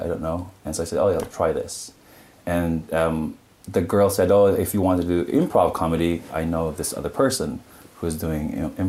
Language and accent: English; Philippines; English is a second language; I am from the Philippines, yes.